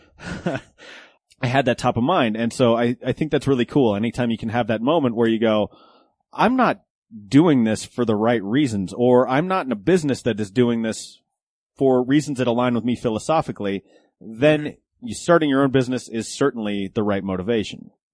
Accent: Golden, Colorado, United States; I grew up in Golden, so just west of of the city

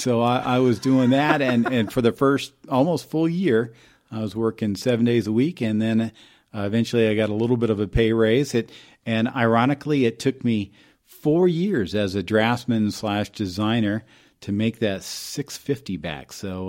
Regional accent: Phoenix, Arizona, United States; So I grew up in Phoenix

